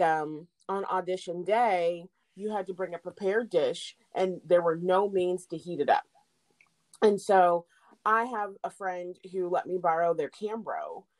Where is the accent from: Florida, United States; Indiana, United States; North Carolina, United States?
Indiana, United States; Indianapolis; also born or lived in Chattanooga, Tennessee / Kokomo, Indiana; I am a Hoosier because I grew up here.